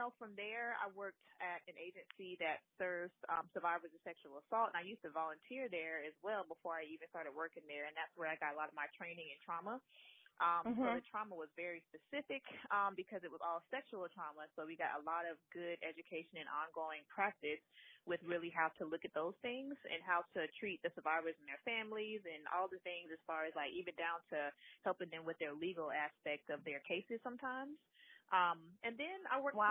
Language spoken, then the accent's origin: English; South Carolina, United States; I am from South Carolina. I was raised here.